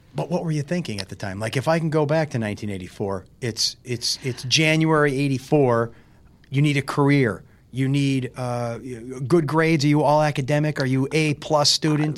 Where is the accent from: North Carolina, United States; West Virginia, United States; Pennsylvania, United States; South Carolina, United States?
Pennsylvania, United States; Carbondale; I was born in Saint Joseph's Hospital, which was in Carbondale